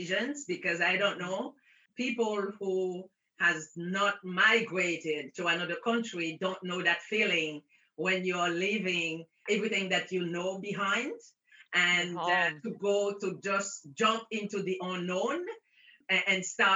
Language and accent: English; Haiti; moved away as an adult; now in Montreal, Canada; I was born in Haiti under a dictatorship of Papa Doc. I spent my formative years under that dictatorship until I started with my family migrating to Canada in the 60s